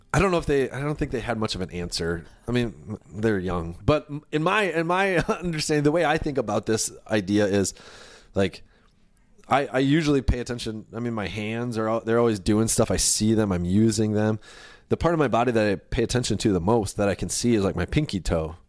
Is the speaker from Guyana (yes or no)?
no; United States; I was born here. I was born in the United States